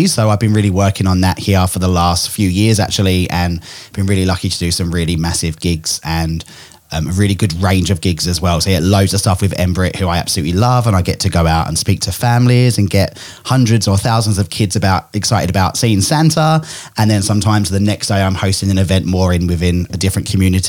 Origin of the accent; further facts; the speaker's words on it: England, United Kingdom; now in Australia; I'm originally from England, which is why I've got this messed up accent. Australians think I sound really English. English people think I sound really Australian, and I'm a bit of a combo.